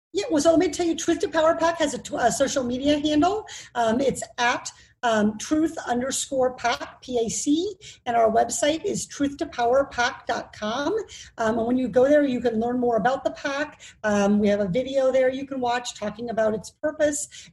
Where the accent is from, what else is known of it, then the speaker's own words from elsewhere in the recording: Iowa, United States; now in Orange County, United States; I grew up in Iowa